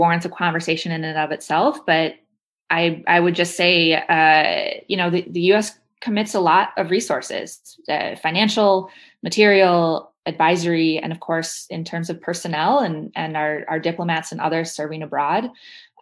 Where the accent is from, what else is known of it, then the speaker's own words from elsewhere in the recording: Midwest, United States; As a Midwesterner